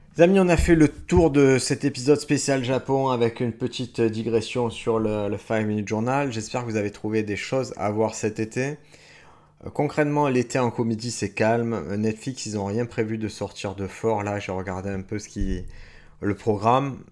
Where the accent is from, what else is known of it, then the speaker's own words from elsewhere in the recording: France; en tant que Français avec mon kimono